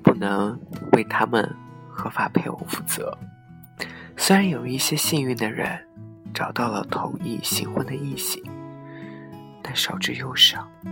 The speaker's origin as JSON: {"language": "Chinese", "country": "China", "said": "身为中国人自豪"}